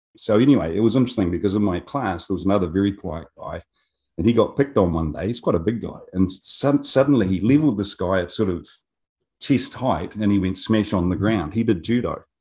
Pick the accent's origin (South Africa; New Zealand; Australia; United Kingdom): New Zealand; Wingatui, Otago; moved away as an adult; now in Japan; I was a country boy. I grew up in Wingatuie, south of Dunedin